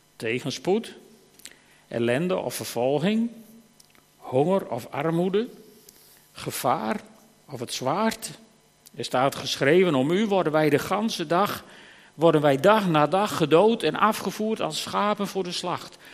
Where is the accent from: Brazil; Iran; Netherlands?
Netherlands; Friesland; als Fries